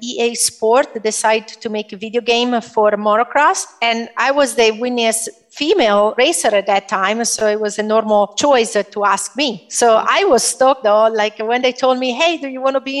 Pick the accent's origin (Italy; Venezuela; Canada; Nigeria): Italy; moved away as an adult; now in United States; I am Italian. I was born in Italy